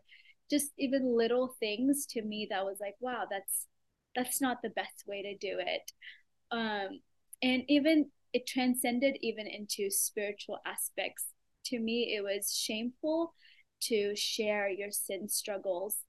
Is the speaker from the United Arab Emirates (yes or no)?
yes; Dubai, United Arab Emirates; now in Oklahoma City, United States; I was born in Dubai, which for those that don't know where that is, it is a small country in United Arab Emirates, which is in the Middle East. But though I grew up in a Middle Eastern country, I was very much immersed in my own culture. I went to an Indian school.